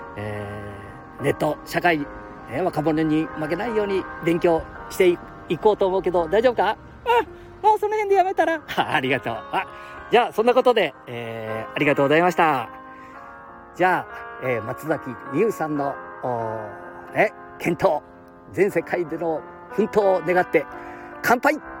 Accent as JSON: {"language": "Japanese", "region": "Aichi", "country": "Japan", "said": "愛知県地元の私ども地元愛知県代表"}